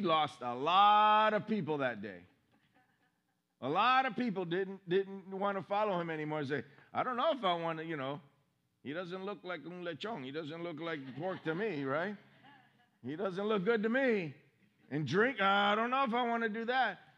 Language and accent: English; Miami, Florida, United States; now in Orange City, United States; I was raised in Miami